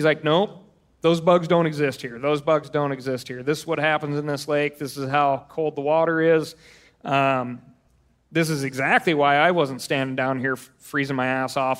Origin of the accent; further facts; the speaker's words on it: Montana, United States; I'm like, I'm from Montana.